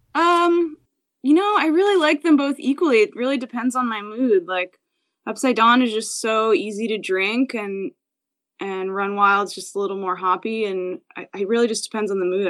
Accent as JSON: {"language": "English", "region": "New Jersey", "country": "United States", "tie": "born or raised there", "also_born_or_lived": "Philadelphia / New York / Hawaii / California", "moved": "as an adult", "lives_now": "San Diego, United States", "said": "I grew up in New Jersey, um, and I was there until I went to college in Philadelphia."}